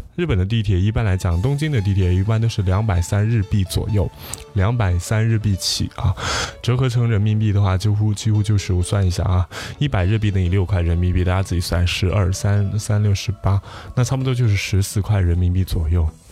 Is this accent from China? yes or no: yes; China; 咱们大陆人